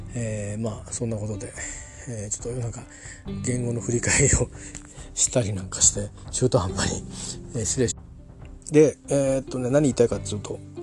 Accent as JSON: {"language": "Japanese", "country": "Japan", "said": "私は日本人です"}